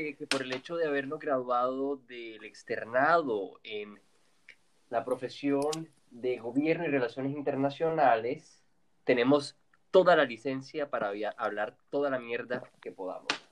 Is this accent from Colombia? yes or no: yes; Colombia; somos colombianos